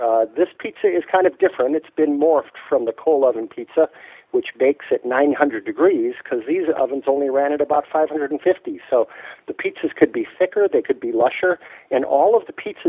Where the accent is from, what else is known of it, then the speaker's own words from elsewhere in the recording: Chicago, Illinois, United States; also born or lived in Michigan / Minneapolis / Dallas; now in New York, United States; I was born in Michigan, grew up in Chicago and Minneapolis, went to high school in Dallas, college in Texas, and grad school in Wisconsin.